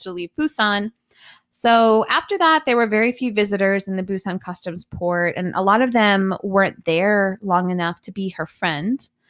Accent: United States; now in Korea; I'm American

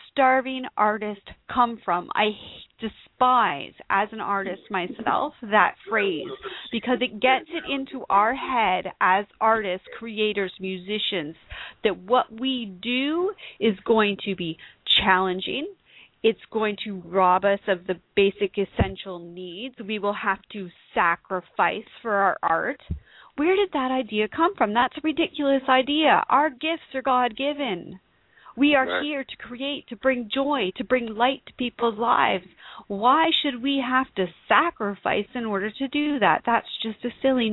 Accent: Canada; I'm Canadian.

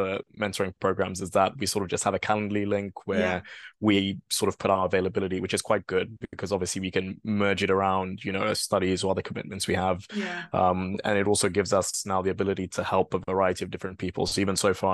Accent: Kenya; moved away as an adult; also born or lived in Bristol, United Kingdom / London, United Kingdom; now in United Kingdom; I am a Kenyan national

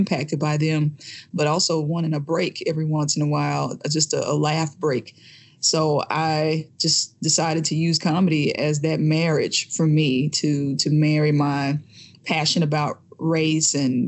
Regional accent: Jackson, Mississippi, United States; moved away as an adult; now in New York, United States; I'm from Jackson, Mississippi. And up until I was 32 years old, I was still living in Jackson, Mississippi

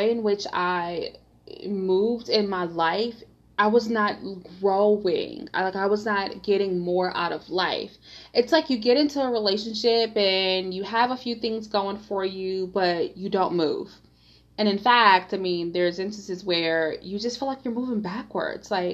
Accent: Detroit, Michigan, United States; I grew up in Detroit, Michigan, and Detroit is such an amazing, vibrant, fun city

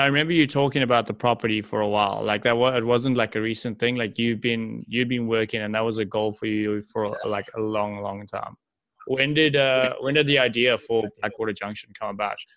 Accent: South Africa; moved away; I'm from South Africa.

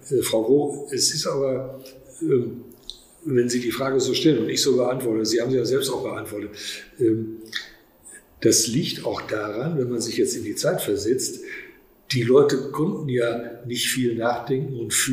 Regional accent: Soest, North Rhine-Westphalia, Germany; Und ich bin in Soest aufgewachsen, habe Abitur gemacht und ähm, ich fühle mich auch als Soester durch den Klassenverbund

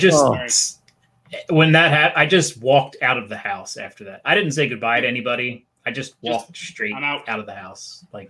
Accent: Philadelphia area, Pennsylvania, United States; I'm from the Philly area.

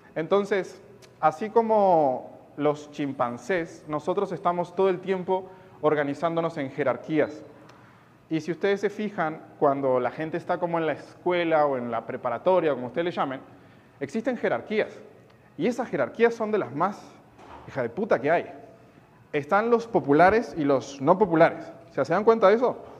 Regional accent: Uruguay; soy de Uruguay, no soy de Argentina

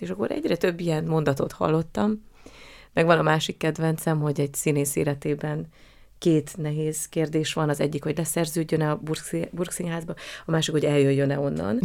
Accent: Hungary; accent: Hungarian; moved away as an adult; now in Austria; nagyon szerette a rendező a magyar akcentusomat

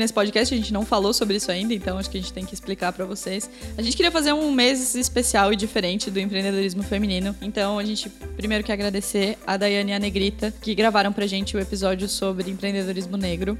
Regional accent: Blumenau, Santa Catarina, Brazil; Agora a gente é de Blumenau, aqui em Santa Catarina

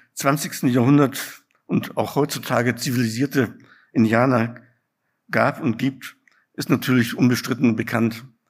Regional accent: near Munich, Bavaria, Germany; moved away as an adult; also born or lived in Ruhr area; ich bin in München geboren und in der Nähe von München aufgewachsen

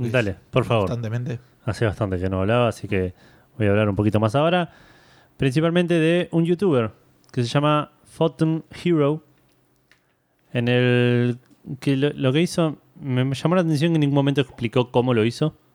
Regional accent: Argentina

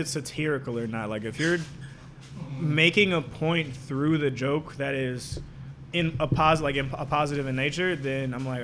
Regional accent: Jamaica; I'm Jamaican.

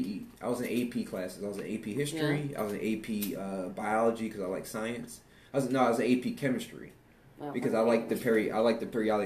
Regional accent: East Coast, Pennsylvania, United States; now in Texas, United States; because I'm from the East Coast

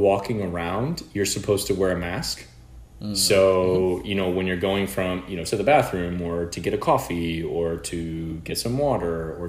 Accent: United States; we're both American

